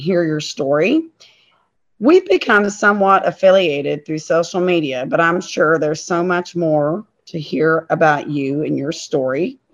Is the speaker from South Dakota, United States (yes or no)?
no; Maysville, Kentucky, United States; my hometown of Maysville, Kentucky